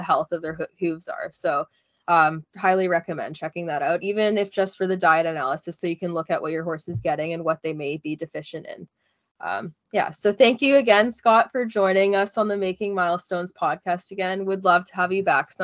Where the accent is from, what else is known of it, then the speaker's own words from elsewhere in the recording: Canada; As a Canadian